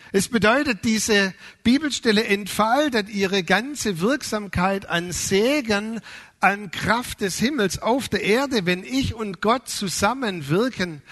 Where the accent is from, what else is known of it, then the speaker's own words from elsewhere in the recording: Swabia, Germany; als Schwabe